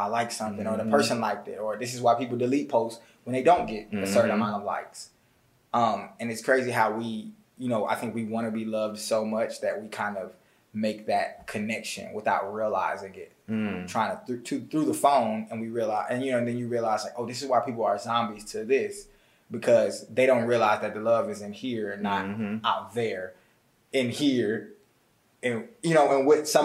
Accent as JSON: {"language": "English", "town": "Atlanta", "region": "Georgia", "country": "United States", "tie": "born or raised there", "also_born_or_lived": "Bloomington, Illinois", "said": "I moved here, and then I've been in Atlanta, Georgia now for like 19 years."}